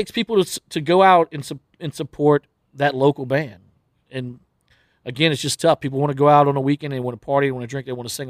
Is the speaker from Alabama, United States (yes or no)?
no; Plaquemine, Louisiana, United States; Well, I grew up in Plaquemine, which is 20 minutes over the bridge right here. And pretty much everyone in Plaquemine worked at Dow Chemical.